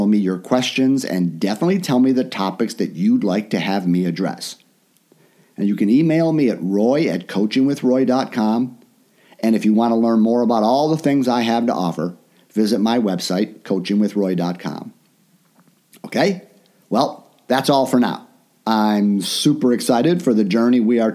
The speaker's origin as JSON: {"language": "English", "town": "Chicago", "region": "Illinois", "country": "United States", "tie": "born or raised there", "also_born_or_lived": "Orlando", "moved": "as an adult", "said": "I live in my hometown of Chicago now"}